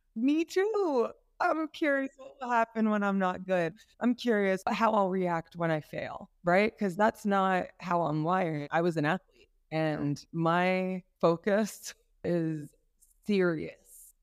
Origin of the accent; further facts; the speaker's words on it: New York, United States; moved away as an adult; now in Kenya; the environment I grew up in in New York